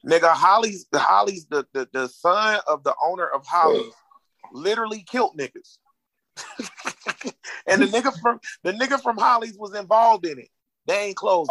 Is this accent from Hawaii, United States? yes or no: no; Jacksonville, Florida, United States; I'm from Grand Park, nigga, Jacksonville, Florida, nigga, Duval